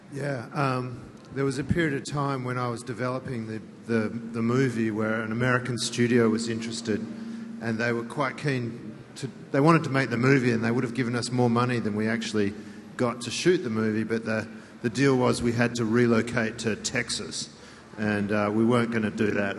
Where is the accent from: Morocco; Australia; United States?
Australia; Western Australia; I'm originally from Western Australia